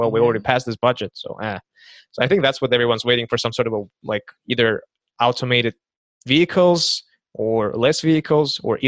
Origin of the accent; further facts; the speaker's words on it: Kazakhstan; English is a second language; also born or lived in Santa Barbara; now in United States; I came from Kazakhstan. I lived in Santa Barbara, and I took a trip to Los Angeles for the first time